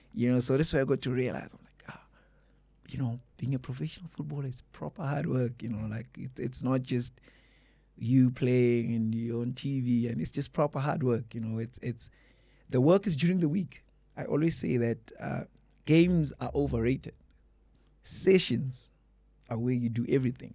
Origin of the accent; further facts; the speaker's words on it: Mpumalanga, South Africa; where I was born in Mpumalanga.